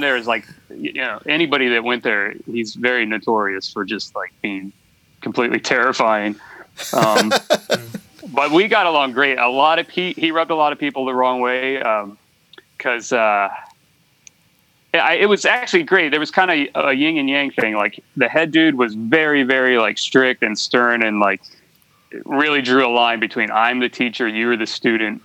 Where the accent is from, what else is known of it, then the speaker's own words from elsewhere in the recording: United States; moved away as an adult; also born or lived in Florida; now in Los Angeles, United States; I grew up on the East Coast, kind of outside of DC, like in the suburbs